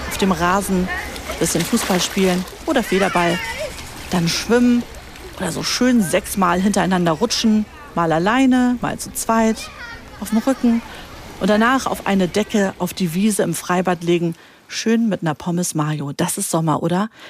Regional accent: Hamburg, Germany; Wie alt bist du denn? Acht. Und woher kommst du? Ähm, ich komme aus Hamburg.

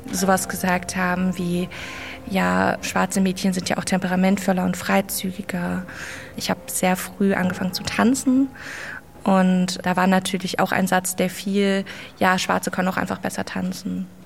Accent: Duisburg, North Rhine-Westphalia, Germany; in Duisburg, mitten im Ruhrgebiet. Ich bin auch ein Ruhrgebietskind durch und durch, durch meine Erziehung. Mein Vater kommt aus Mali, meine Mama kommt aus Deutschland

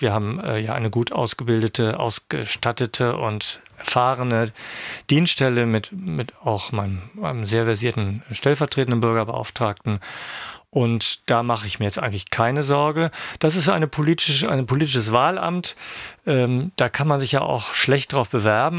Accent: Ankum, Lower Saxony, Germany; moved away as an adult; now in Schwerin, Germany; Ich stamme aus dem Landkreis Osnabrück, einem Ort namens Ankum

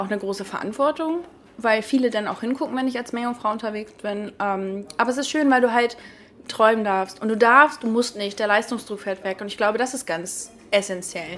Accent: Lübeck, Schleswig-Holstein, Germany; also born or lived in Heilshoop, Stormarn; ich komme ja eigentlich aus Lübeck

